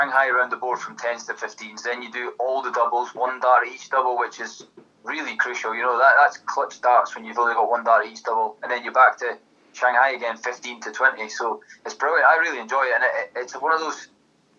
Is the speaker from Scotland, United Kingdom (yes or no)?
yes; Scotland, United Kingdom; It's sometimes it's tough being Scottish